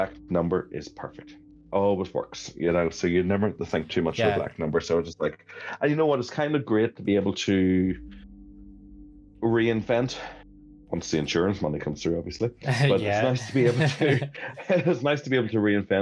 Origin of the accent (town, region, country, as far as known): Ireland; moved away as an adult; also born or lived in London